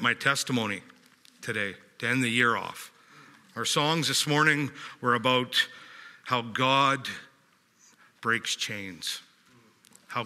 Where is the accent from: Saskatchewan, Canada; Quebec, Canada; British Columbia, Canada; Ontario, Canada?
British Columbia, Canada; West Kelowna; also born or lived in Calgary, Alberta; I was born in Calgary and moved out here at the age of 4 years old. I'm 47 right now, into Glen Rosa. So I've been in West Kelowna my whole life